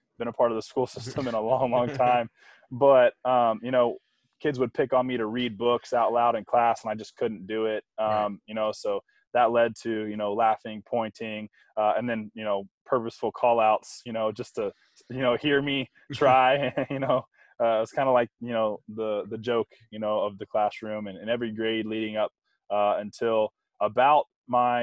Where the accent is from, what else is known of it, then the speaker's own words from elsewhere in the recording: Tampa, Florida, United States; Growing up in Tampa, my parents had a construction business